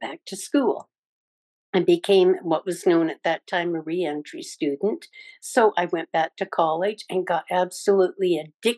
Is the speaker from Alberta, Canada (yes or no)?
no; British Columbia, Canada; moved away as an adult; also born or lived in California; now in United States; I'm originally from British Columbia, Canada, and I moved down to the States to be with my brother after he got out of Vietnam